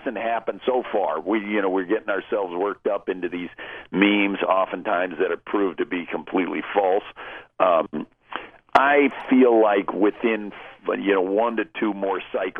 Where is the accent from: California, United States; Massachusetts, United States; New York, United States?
California, United States; also born or lived in Texas; I was born in Texas and grew up in California